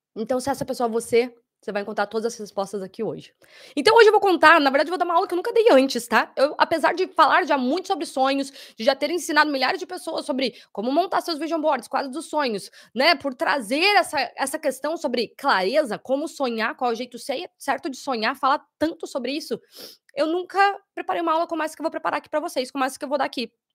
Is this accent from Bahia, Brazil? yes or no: no; Curitiba, Paraná, Brazil; now in Sydney, Australia; Curitiba, meus conterrâneos